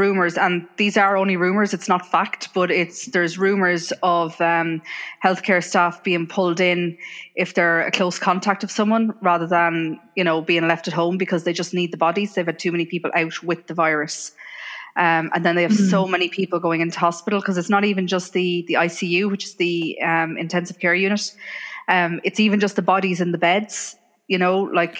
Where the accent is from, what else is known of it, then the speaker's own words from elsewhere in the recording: Ireland; moved away as an adult; also born or lived in England; I grew up in Ireland, but I moved to England when I was 22 for work.